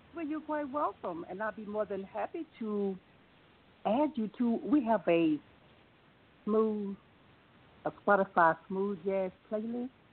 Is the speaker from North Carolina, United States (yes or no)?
yes; North Carolina, United States; now in Glen Burnie, Maryland, United States; Originally, originally from North Carolina, but Maryland is my home